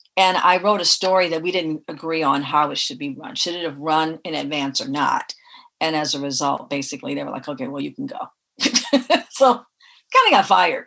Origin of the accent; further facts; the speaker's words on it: Detroit, Michigan, United States; also born or lived in Tennessee; now in Los Angeles, United States; I grew up in Detroit.